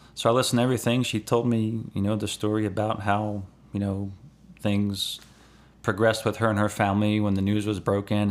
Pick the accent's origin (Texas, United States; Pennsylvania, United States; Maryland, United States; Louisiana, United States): Maryland, United States; Elkton; I'm from Elkton